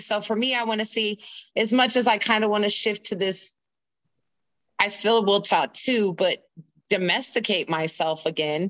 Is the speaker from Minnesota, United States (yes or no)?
no; Indiana, United States; moved away as an adult; also born or lived in East Coast; I'm actually born and raised in Indiana